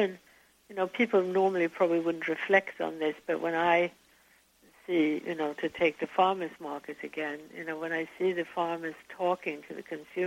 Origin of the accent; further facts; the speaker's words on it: Sweden; moved away; Now, I'm from Sweden and grew up in Sweden